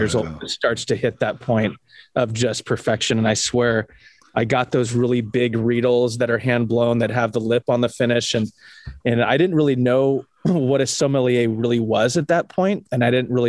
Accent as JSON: {"language": "English", "town": "Huntington Beach", "region": "California", "country": "United States", "tie": "born or raised there", "also_born_or_lived": "Sonoma County, California", "said": "I grew up in Huntington Beach."}